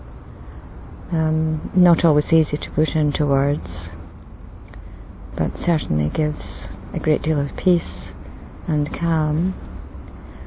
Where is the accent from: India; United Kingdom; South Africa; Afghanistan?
United Kingdom; Scotland; I come from Scotland